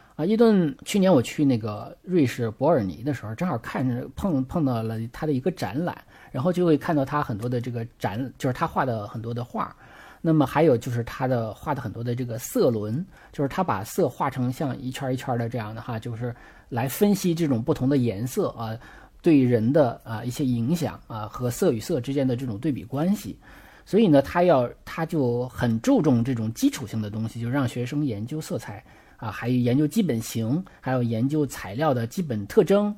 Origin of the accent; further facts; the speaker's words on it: China; 我们中国人